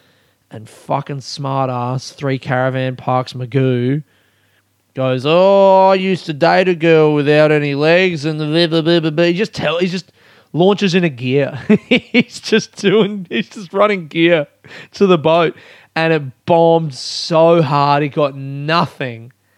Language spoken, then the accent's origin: English; Melbourne, Victoria, Australia; I'm from Melbourne.